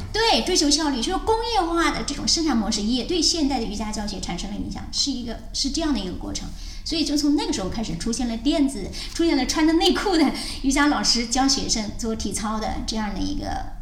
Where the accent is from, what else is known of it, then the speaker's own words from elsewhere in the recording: Anhui, China; moved away as an adult; 因为我是从安徽来的